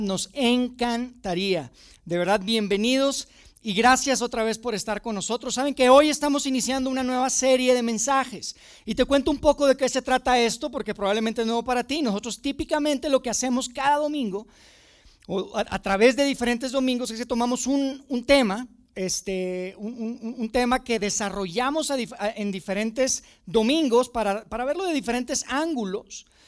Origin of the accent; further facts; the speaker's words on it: Monterrey, Nuevo León, Mexico; moved away as an adult; now in Mexico City, Mexico; yo no soy de Ciudad de México, me mudé con mi familia a Ciudad de México hace, hace algunos años y, pues, yo crecí en Monterrey, yo vivía, viví toda mi vida en Monterrey